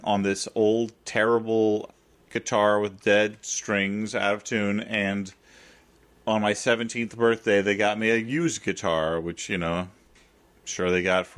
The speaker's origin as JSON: {"language": "English", "region": "Central Illinois", "country": "United States", "tie": "born or raised there", "moved": "yes", "lives_now": "New York, United States", "said": "in my house growing up in Central Illinois"}